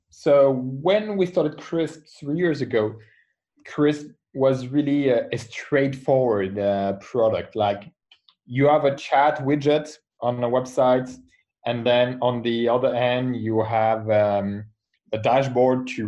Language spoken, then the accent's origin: English; France; I come from France. I'm a French entrepreneur.